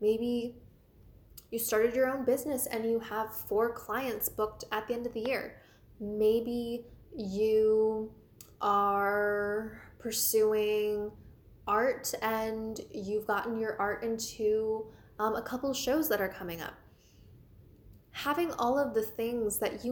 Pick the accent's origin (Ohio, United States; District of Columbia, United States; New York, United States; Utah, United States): District of Columbia, United States; Washington; I'm from the Washington, D.C. area